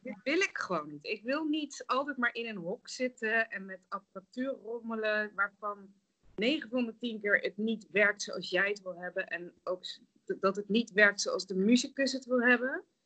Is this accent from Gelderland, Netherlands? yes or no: yes; Nijmegen, Gelderland, Netherlands; moved away as an adult; also born or lived in The Hague / Rotterdam / Germany / Singapore; Ik ben dus opgegroeid in Nijmegen en omgeving